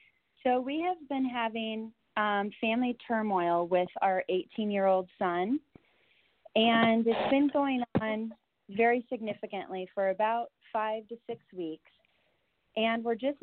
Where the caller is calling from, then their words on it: San Antonio, Texas, United States; … from San Antonio, Texas.